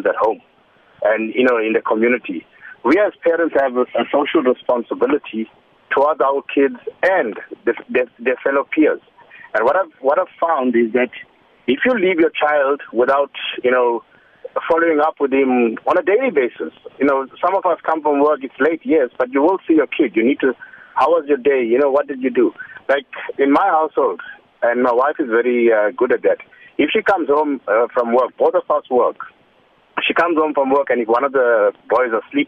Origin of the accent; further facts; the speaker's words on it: Johannesburg, Gauteng, South Africa; now in KwaZulu-Natal, South Africa; I'm from Johannesburg